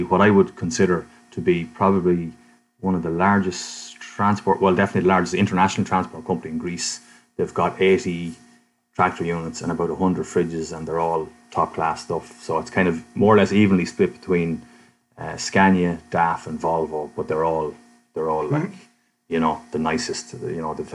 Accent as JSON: {"language": "English", "country": "Ireland", "said": "I was from Ireland"}